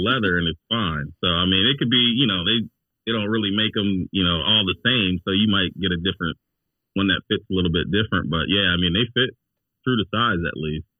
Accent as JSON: {"language": "English", "town": "Cleveland", "region": "Ohio", "country": "United States", "said": "I'm from Cleveland originally"}